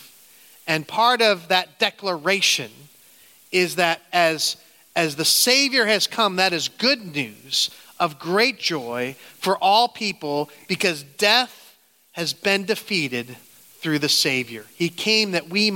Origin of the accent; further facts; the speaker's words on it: Canton, Ohio, United States; moved away as an adult; now in upstate New York, United States; I grew up in Canton